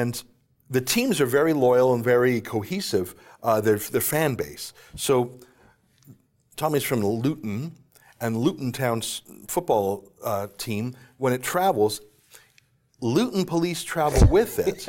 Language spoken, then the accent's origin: English; Canada; I come from Canada